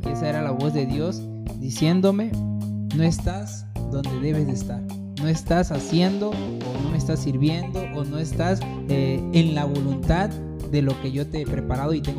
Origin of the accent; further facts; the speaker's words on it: Arriaga, Chiapas, Mexico; born there; De aquí de Arriaga.